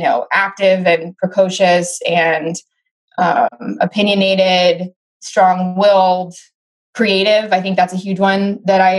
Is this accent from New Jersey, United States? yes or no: no; Oakland, California, United States; I'm from Oakland, California. Very proud to be Oakland born and raised.